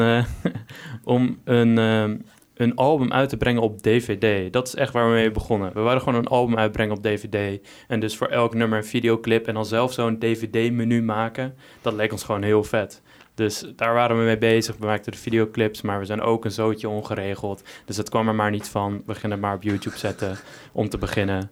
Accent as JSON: {"language": "Dutch", "town": "Texel", "region": "North Holland", "country": "Netherlands", "tie": "born or raised there", "moved": "as an adult", "lives_now": "Arnhem, Netherlands", "said": "ik kom van Texel en ik ben daar gewoon gewend om veel stille natuur om me heen te hebben"}